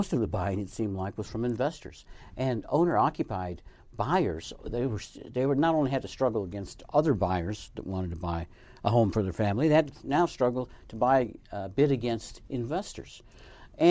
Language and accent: English; Colorado, United States; also born or lived in Arizona; now in Nevada, United States; my home state of Colorado, where I lived for a long time